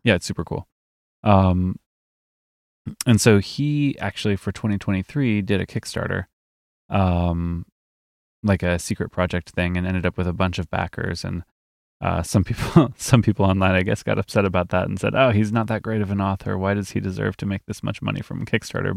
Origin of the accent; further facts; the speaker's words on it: Midwest, United States; we are from the Midwest.